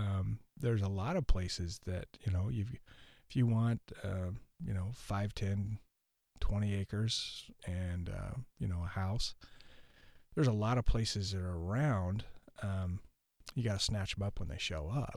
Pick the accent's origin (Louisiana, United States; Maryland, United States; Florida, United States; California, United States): California, United States; Ukiah; now in Milbank, United States; I grew up in Ukiah, California, or the outskirts of it